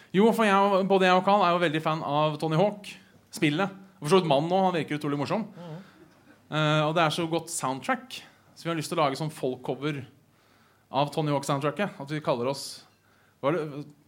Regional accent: Hønefoss, Buskerud, Norway; now in Oslo, Norway; Jeg er fra Hønefoss

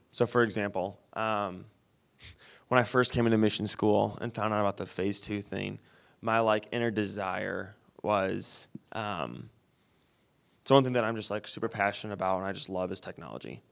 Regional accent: Wyoming, Michigan, United States; where I grew up in Wyoming, it's completely different from the west side, and it's twenty minutes from here

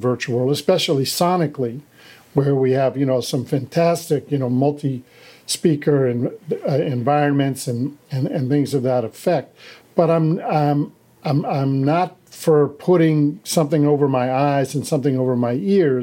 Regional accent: Washington, District of Columbia, United States; I was raised in Washington, D.C.

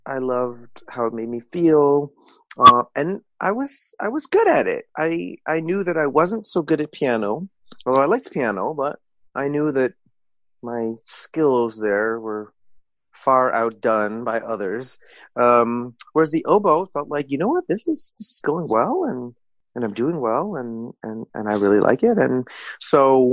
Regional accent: Evanston, Illinois, United States; I grew up in Evanston outside of Chicago

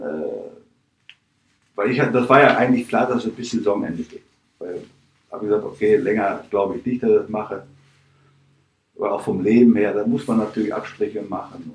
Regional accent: Dortmund, North Rhine-Westphalia, Germany; moved away as an adult; also born or lived in Vienna, Austria; now in Mönchengladbach, Germany; meine Heimatstadt, da wo ich als Kind in der Kurve saß oder stand

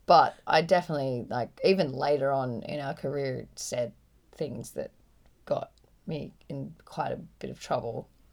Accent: Byron Bay, New South Wales, Australia; I grew up in Byron

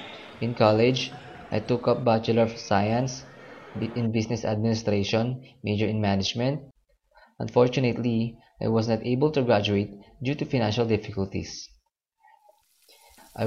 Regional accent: Philippines; moved away as an adult; also born or lived in Katipunan Avenue, Quezon City; now in Salmiya, Kuwait; I am currently residing here in Kuwait, in Salmiya City. I am 26 years of age and was born on April 11, 1986. I am a Filipino citizen and a Roman Catholic.

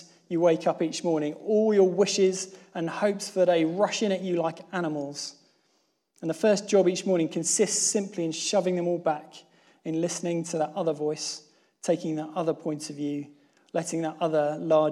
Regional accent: Plymouth, South West England, United Kingdom; moved away; I'm from Plymouth

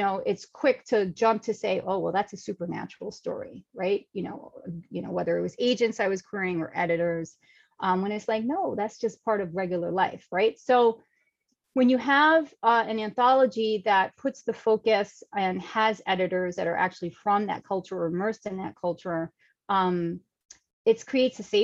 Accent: New York City, New York, United States; I'm a New York City girl, born and raised in Manhattan

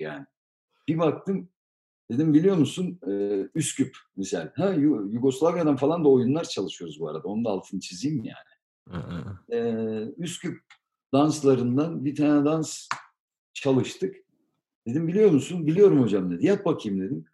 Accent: Turkey; now in Germany; Biz Türkiye'de doğduk, büyüdük

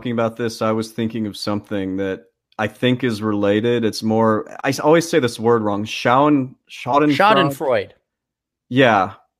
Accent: Canada; I don't have one drop of British blood in me. Never been to the country. I'm Canadian.

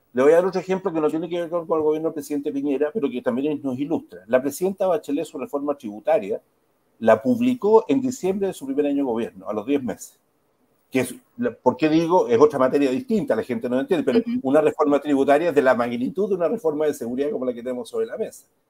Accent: Chile

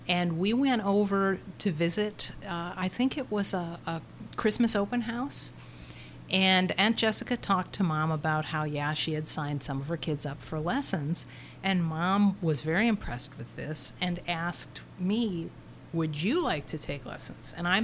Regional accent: Chicago, Illinois, United States; moved away as an adult; now in Arkansas, United States; growing up in Chicago

